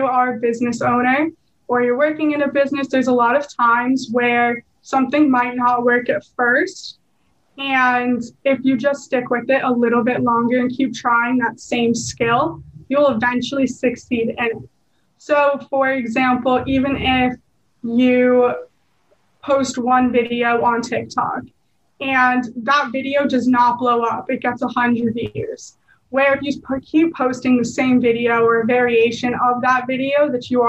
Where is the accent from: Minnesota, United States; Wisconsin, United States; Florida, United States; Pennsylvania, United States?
Florida, United States; Boca Raton; I am from Boca, so it was a 45-minute drive to school every morning